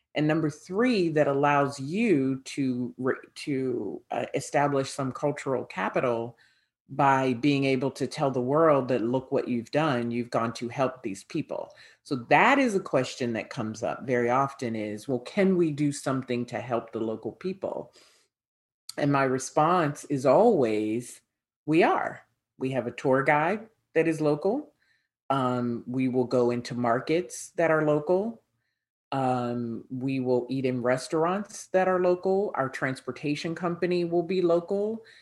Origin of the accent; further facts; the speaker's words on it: United States; accent: American; my American accent